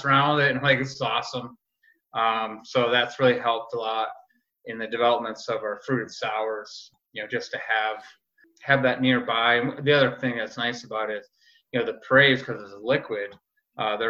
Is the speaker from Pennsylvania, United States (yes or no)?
no; Rochester, New York, United States; a guy who grew up in Rochester. So I'm born and raised on Genesee